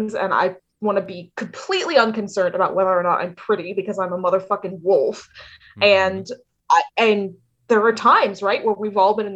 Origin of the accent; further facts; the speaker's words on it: the South, United States; I grew up in the South